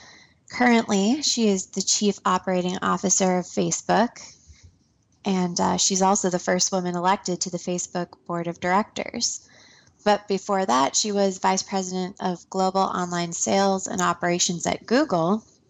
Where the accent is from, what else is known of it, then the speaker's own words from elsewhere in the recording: central Minnesota, United States; now in Chicago, United States; I'm previously from central Minnesota. I am now living in Chicago, Illinois, where I am studying for my MA in Renaissance and Early Modern European History at Loyola University.